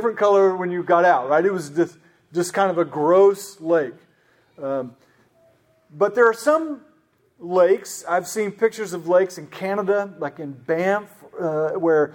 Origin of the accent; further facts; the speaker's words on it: Oklahoma, United States; I grew up in Oklahoma